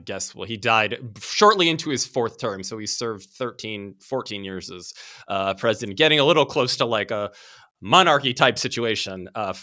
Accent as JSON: {"language": "English", "town": "Washington", "region": "District of Columbia", "country": "United States", "tie": "born or raised there", "said": "And also, I grew up in DC. I was born there. I went to school there."}